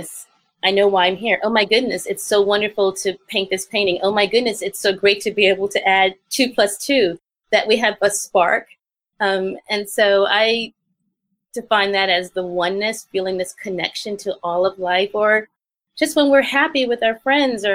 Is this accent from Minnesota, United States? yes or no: no; New York City, New York, United States; I grew up in the South Bronx